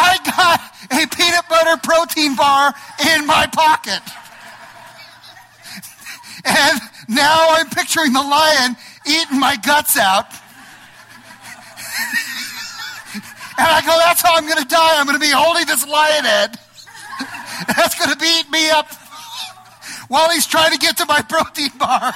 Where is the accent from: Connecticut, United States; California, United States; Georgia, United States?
California, United States; Los Angeles; I'm from Los Angeles, right? I'm an LA boy